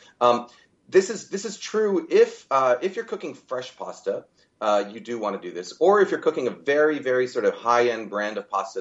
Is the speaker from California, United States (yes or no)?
yes; California, United States; I come from California